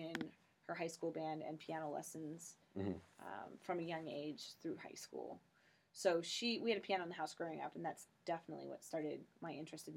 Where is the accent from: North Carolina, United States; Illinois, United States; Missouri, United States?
Missouri, United States; St. Charles; also born or lived in Kirksville, Missouri / Rochester, New York / Amman, Jordan; now in Columbia, United States; I grew up in St. Charles